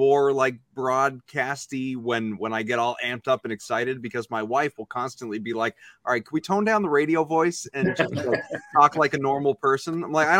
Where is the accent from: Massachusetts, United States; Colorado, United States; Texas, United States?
Massachusetts, United States; South Shore; when you grow up on the South Shore, you don't have a Boston accent.